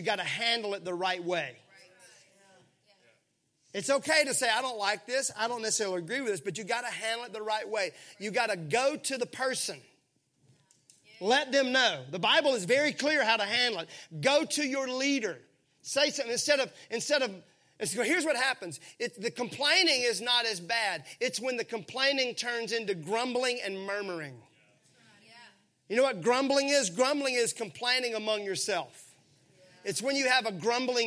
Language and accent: English; Mississippi, United States; I grew up in Mississippi where everything was syrupy sweet.